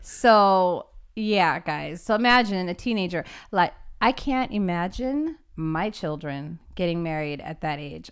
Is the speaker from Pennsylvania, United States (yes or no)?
no; Los Angeles, California, United States; I am from Los Angeles, California